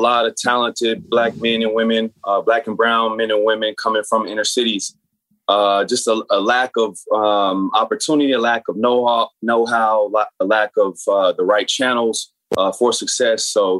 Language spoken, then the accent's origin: English; San Bernardino, California, United States; So I grew up in San Bernardino, which is inner city, much like Watts or Oakland, a lot of projects, a lot of poverty, and therefore a lot of gangs.